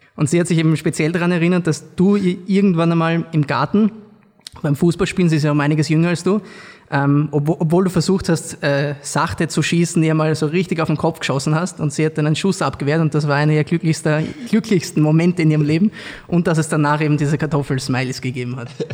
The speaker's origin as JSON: {"language": "German", "region": "Vienna", "country": "Austria", "said": "ich bin ja auch ursprünglich aus Wien"}